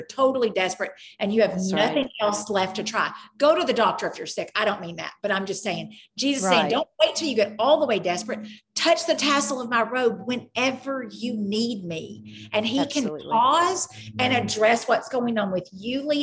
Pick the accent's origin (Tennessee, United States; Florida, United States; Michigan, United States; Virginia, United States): Tennessee, United States; Cleveland; I'm from Cleveland, but I'm also from Tennessee, but I'm also from the South, but I'm also from the United States.